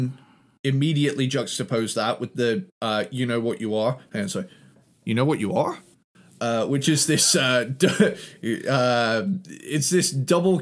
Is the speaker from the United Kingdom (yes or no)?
yes; Cornwall, South West England, United Kingdom; accent: Cornish; my kind of Cornish accent came in a little bit